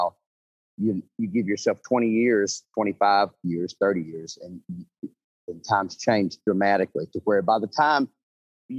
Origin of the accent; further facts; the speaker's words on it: Opelika, Alabama, United States; I'm from Opelika, Alabama, so I'm about 30 minutes from the Georgia state line